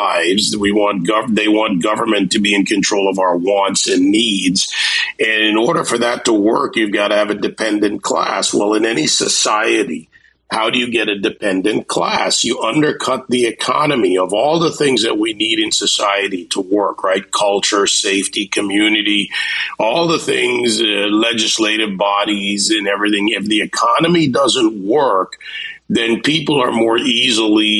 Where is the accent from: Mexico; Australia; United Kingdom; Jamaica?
Jamaica; born or raised there; now in Miami, United States